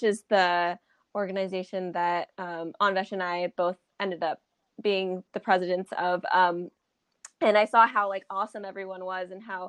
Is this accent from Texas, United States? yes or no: no; Huntington Beach, California, United States; moved away as an adult; now in New Haven, United States; I'm originally from Orange County. I'm from Huntington Beach, Orange County